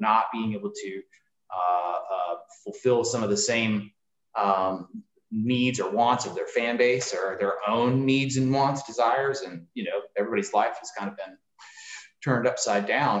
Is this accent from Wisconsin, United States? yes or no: no; Springfield, Illinois, United States; also born or lived in Peoria, Illinois; I was born and raised in the Springfield area, and then moved around a little bit in Illinois